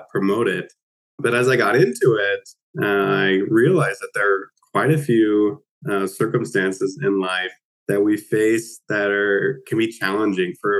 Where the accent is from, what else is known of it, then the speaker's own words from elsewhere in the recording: Utah, United States; moved away as an adult; also born or lived in Nova Scotia; now in Halifax, Canada; I am actually from Utah. In the United States originally.